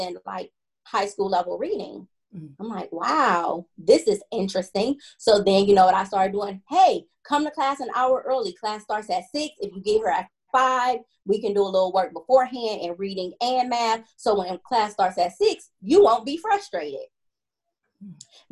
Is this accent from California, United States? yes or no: no; Cleveland, Ohio, United States; born and raised in Cleveland, product of the Cleveland Metropolitan School District